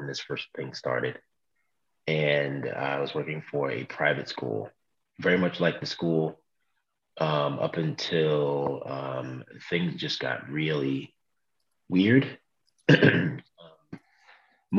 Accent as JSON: {"language": "English", "town": "New York City", "region": "New York", "country": "United States", "tie": "born or raised there", "also_born_or_lived": "Brooklyn, New York / Bed-Stuy, Brooklyn", "said": "I was born in Brooklyn, raised in Queens."}